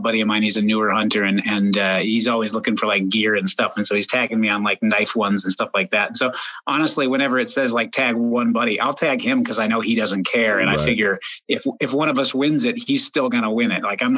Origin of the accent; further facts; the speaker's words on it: Oregon, United States; I grew up in Oregon, still live here